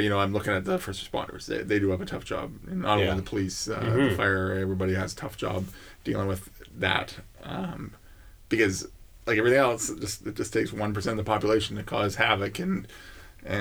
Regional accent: Canada; we're Canadian

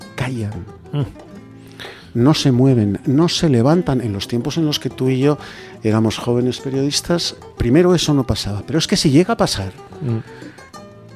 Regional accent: Spain; soy, español

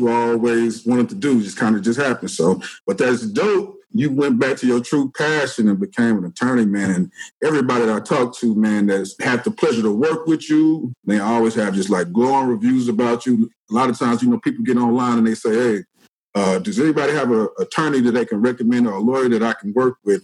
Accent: Arkansas, United States

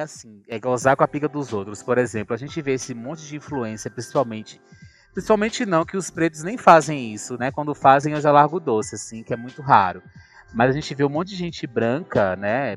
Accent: Ipirá, Bahia, Brazil; moved away as an adult; also born or lived in Salvador, Brazil; now in São Paulo, Brazil; eu sou baiana. Eu sou de Ipirá, que é uma cidadezinha que fica lá no sertão da Bahia

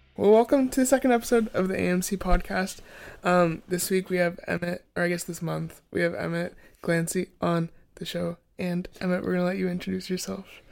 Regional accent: Oakville, Ontario, Canada; I'm from Oakville

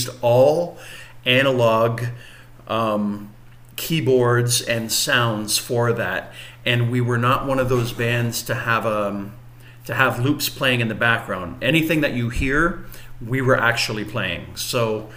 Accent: Windsor, Ontario, Canada; we're from Windsor

